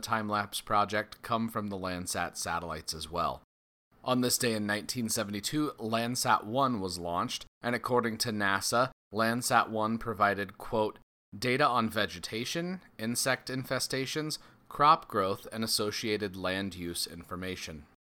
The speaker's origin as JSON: {"language": "English", "town": "Loveland", "region": "Colorado", "country": "United States", "tie": "born or raised there", "said": "my hometown, Loveland, Colorado"}